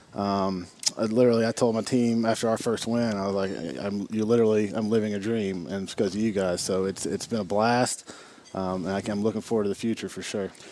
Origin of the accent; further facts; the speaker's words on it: Hendersonville, Tennessee, United States; I was born and raised in the Hendersonville tradition